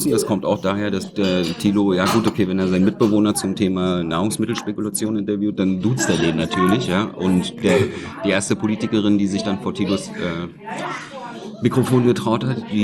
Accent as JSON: {"language": "German", "region": "Berlin", "country": "Germany", "tie": "born or raised there", "said": "ich bin Berliner, Ostberliner."}